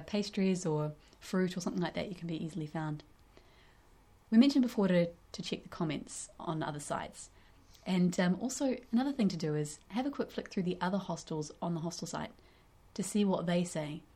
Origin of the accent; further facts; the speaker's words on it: North Island of New Zealand, New Zealand; we're from the North Island